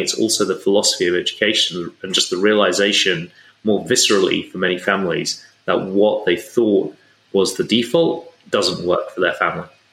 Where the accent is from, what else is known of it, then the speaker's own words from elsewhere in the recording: England, United Kingdom; I grew up in England